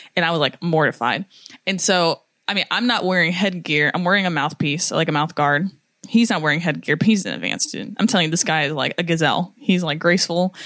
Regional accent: United States; I'm American

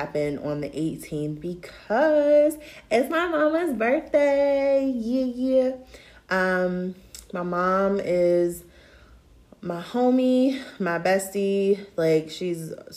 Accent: Tidewater 757 area, Virginia, United States; growing up in the Tidewater 757 area, like Norfolk State is it

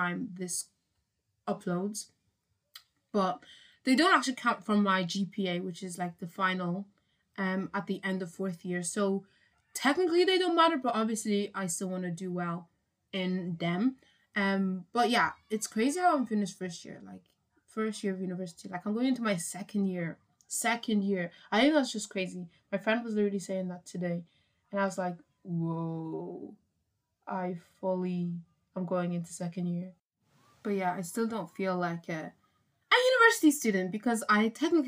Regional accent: Ireland; I'm from Ireland

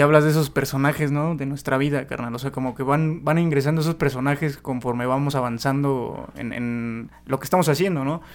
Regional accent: Tula, Mexico; somos de, Tula, de Totónico de Tula

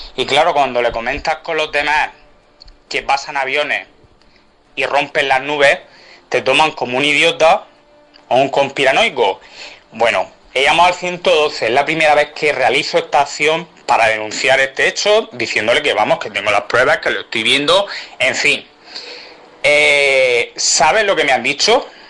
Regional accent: Region of Murcia, Spain; nosotros que somos murcianos

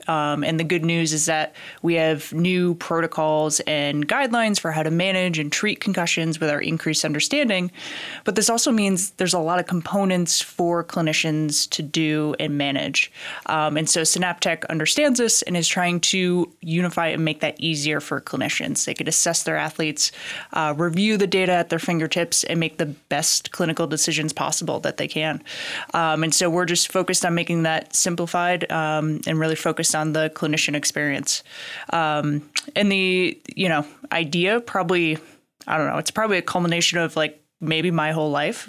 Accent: Connecticut, Massachusetts area, New England, United States; now in Lexington, United States; I grew up in Connecticut, Massachusetts area

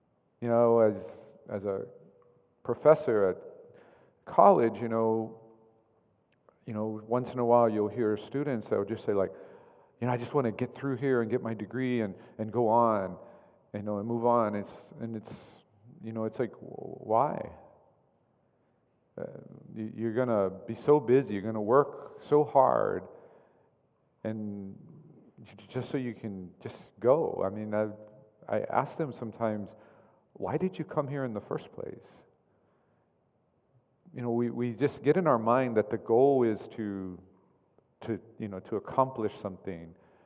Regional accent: Oklahoma, United States; I grew up in Oklahoma

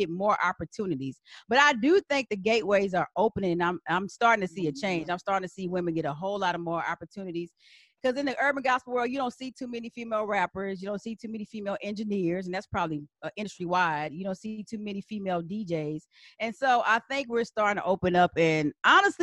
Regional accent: San Antonio, Texas, United States; moved away as an adult; also born or lived in Washington, D.C.; now in Atlanta, United States; I'm from San Antonio, specifically Texas.

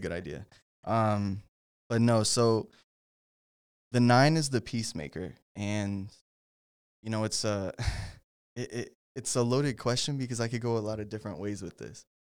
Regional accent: Denton, Texas, United States; I'm originally from Denton, um, which if you don't know where Denton is, it's about, what, like, thirty, forty minutes

